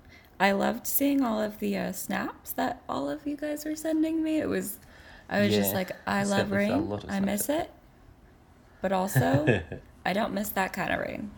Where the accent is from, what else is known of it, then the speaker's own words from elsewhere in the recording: California, United States; And I'd be like, California.